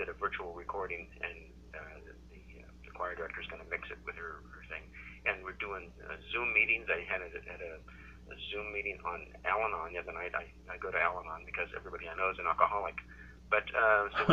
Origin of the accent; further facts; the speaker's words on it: Sumner, Nebraska, United States; We grew up on Main Street. I lived on Main Street in Sumner, Nebraska